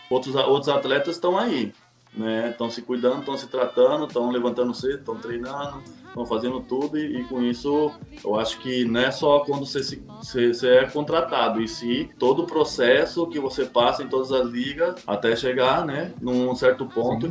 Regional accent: Brazil; Somos, somos brasileiros

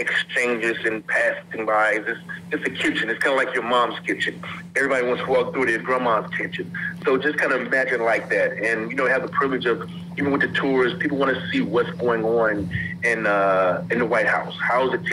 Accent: Mississippi, United States; I'm from Mississippi

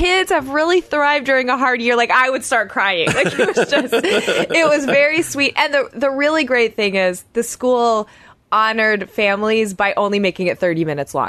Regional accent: Oklahoma, United States; moved away; I grew up in Oklahoma

